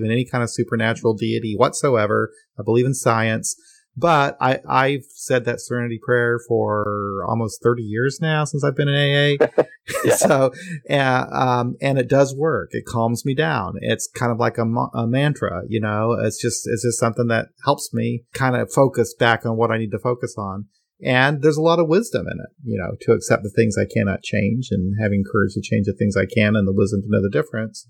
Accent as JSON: {"language": "English", "region": "Midwest", "country": "United States", "said": "I'm from the Midwest, you know, and it's like, yeah, you know, we're not all crazy, you know. We have some intelligent, caring, kind people here too"}